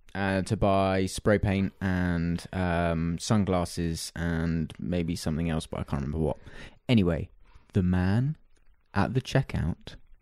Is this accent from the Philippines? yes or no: no; United Kingdom; we're British